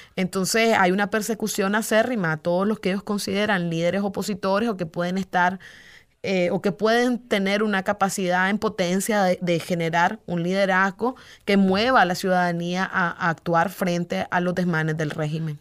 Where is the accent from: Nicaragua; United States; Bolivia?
Nicaragua; los nicaragüenses